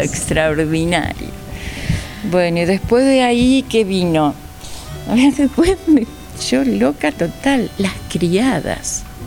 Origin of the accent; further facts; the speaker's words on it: Villa Ballester, Buenos Aires Province, Argentina; desde tendría tres años. Ah, toda la vida. Toda la vida, toda la vida. Todo acá transcurrió. O sea, sí, muy, muy chiquitita, escuela acá, eh, primaria, secundaria